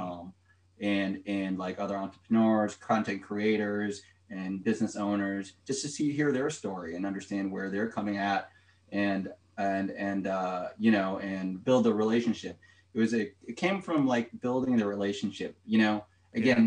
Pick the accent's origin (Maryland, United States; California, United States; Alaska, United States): Maryland, United States; Rockville; I'm from Rockville, Maryland.